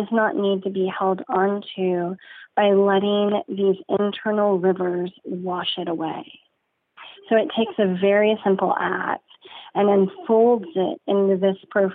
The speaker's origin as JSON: {"language": "English", "town": "San Antonio", "region": "Texas", "country": "United States", "said": "I'm from San Antonio, half my family's Catholic"}